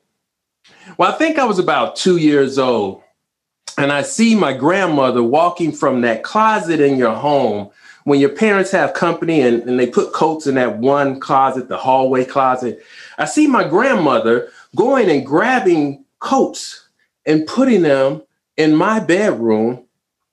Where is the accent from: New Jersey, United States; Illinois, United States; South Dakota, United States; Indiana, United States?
Illinois, United States; Chicago; I grew up in the city of Chicago. I was born on the South Side.